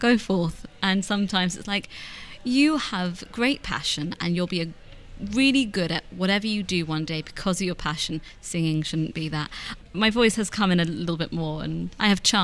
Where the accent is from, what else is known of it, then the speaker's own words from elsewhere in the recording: London, United Kingdom; I grew up in High Barnet, which is a fun little area to grow up in as a Jew